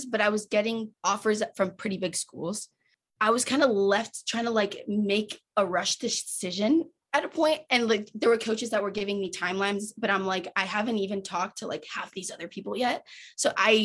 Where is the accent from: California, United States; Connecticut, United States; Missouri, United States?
Connecticut, United States; moved away as an adult; now in Nebraska, United States; my mom lives in Connecticut or I'm from Connecticut